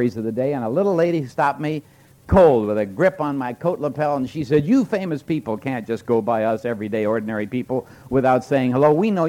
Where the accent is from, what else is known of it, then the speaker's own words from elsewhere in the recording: Moose Jaw, Saskatchewan, Canada; moved away; I was born in Moose Jaw, Saskatchewan, away up in the plains of Canada